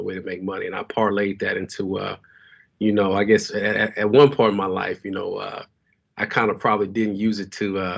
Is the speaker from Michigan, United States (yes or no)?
no; Dallas, Texas, United States; I'm born and raised in Dallas, Texas, man. Pleasant Grove, to be exact. You know, I got to put that out there, you know, saying, yeah. So I'm from the Grove.